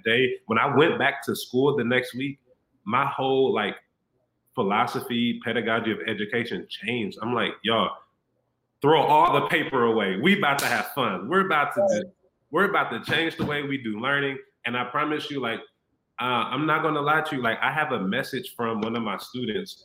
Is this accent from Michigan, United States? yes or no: no; Illinois, United States; moved away as an adult; also born or lived in Houston; I'm back in my hometown. So I'm back in Illinois, where I'm from